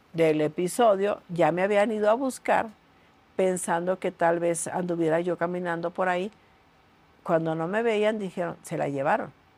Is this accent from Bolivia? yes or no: no; Tijuana, Baja California, Mexico; Yo realmente me crié en Tijuana